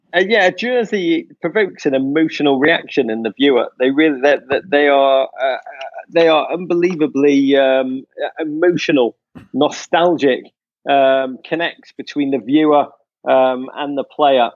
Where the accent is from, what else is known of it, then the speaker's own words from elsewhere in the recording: England, United Kingdom; I grew up in England around the time the Premier League started in nineteen ninety-two